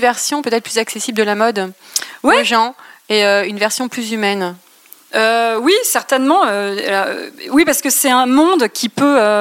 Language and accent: French; Reims, Grand Est, France; also born or lived in Paris; je suis rémoise, mais j'ai quitté Paris pour aller m'installer à Reims quand notre fille a eu un an.